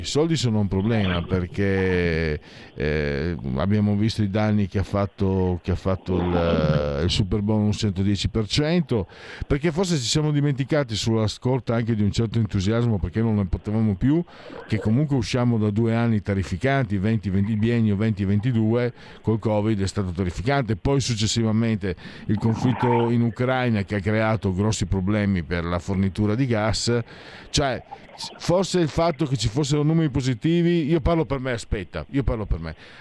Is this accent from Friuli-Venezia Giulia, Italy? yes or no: yes; Friuli-Venezia Giulia, Italy